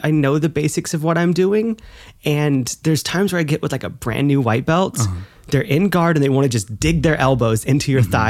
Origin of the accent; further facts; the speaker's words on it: the South, United States; Like it was such a different kind of school. It was a different environment. Like growing up in the South